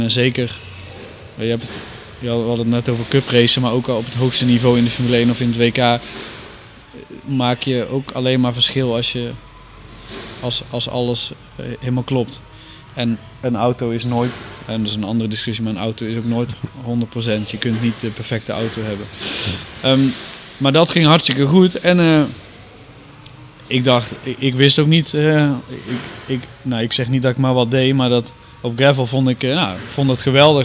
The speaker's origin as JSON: {"language": "Dutch", "country": "Netherlands", "said": "ik kom uit Nederland"}